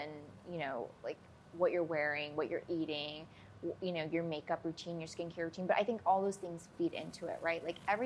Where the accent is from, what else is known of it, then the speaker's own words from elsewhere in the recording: Minnesota, United States; moved away as an adult; also born or lived in Chicago, United States; now in Los Angeles, United States; I grew up in Minnesota, and I went to school in, outside Chicago, lived in Chicago. So, like, very Midwest. Been in LA, like, almost 8 years now